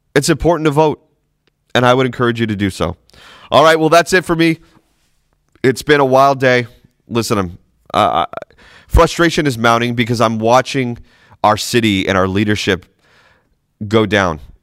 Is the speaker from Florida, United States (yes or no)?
no; Boston, Massachusetts, United States; moved away; I'm from New England originally, Boston.